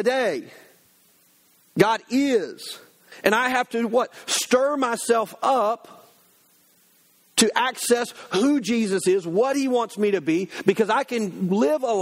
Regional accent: United States; as an American citizen

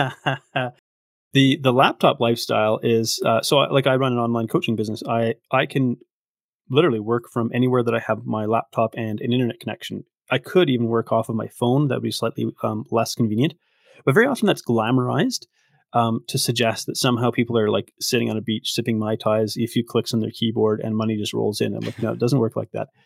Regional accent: Victoria, British Columbia, Canada; now in Red Deer, Canada; I grew up in Victoria, but I actually now live in, in Red Deer, Alberta

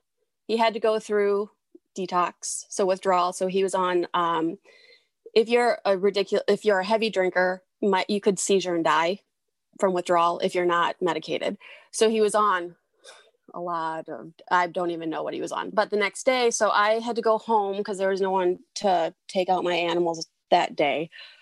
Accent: southern Wisconsin, United States; so I am actually from Southern Wisconsin. Grew up in Southern Wisconsin.

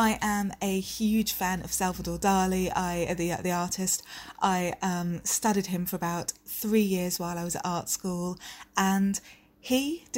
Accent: Aberdeen, Scotland, United Kingdom; Even though I don't sound like it at all, I'm originally from Aberdeen.

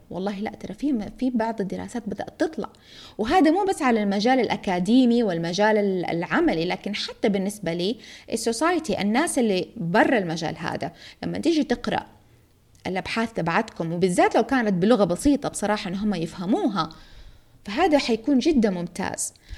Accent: Jeddah, Makkah Province, Saudi Arabia; عندنا في جدة

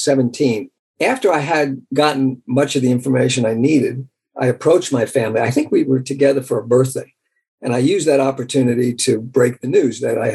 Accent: Nashville, Tennessee, United States; born there; I was born in 1945 on August 8th in Nashville, Tennessee, in the General Hospital there, Nashville General Hospital.

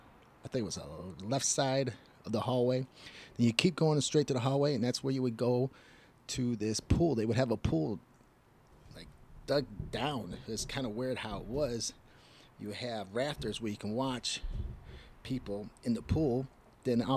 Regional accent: Detroit, Michigan, United States; also born or lived in Illinois; I'm from Detroit, Michigan

